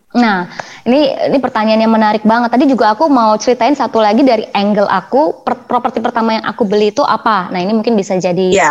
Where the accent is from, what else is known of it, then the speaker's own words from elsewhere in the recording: Jakarta, Indonesia; also born or lived in Bandung; kuliah saya di Bandung rumah saya di Jakarta Selatan